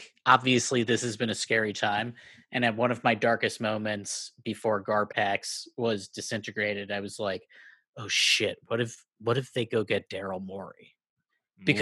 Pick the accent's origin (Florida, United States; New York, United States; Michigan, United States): Michigan, United States; As someone who grew up adjacent to Canada, I'm from Michigan